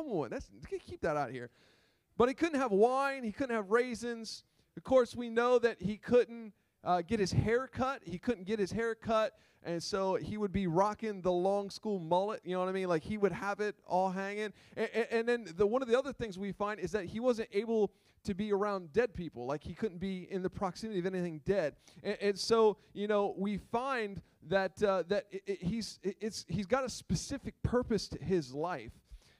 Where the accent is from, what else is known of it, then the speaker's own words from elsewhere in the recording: Gumborough, Delaware, United States; also born or lived in Millsboro; Growing up in Gumborough, right? Come on. Come on, I'm from Gumborough. I'm from Millsboro.